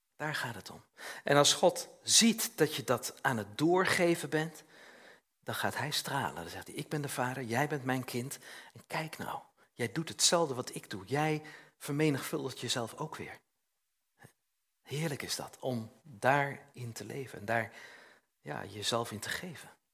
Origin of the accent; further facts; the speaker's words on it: Utrecht, Netherlands; in Utrecht, waar ik, waar ik vandaan kwam